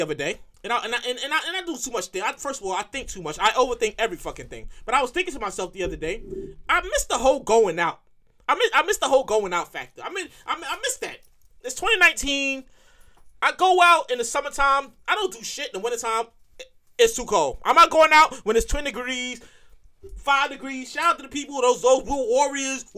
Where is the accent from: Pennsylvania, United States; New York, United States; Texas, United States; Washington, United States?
New York, United States; I'm born and raised in New York.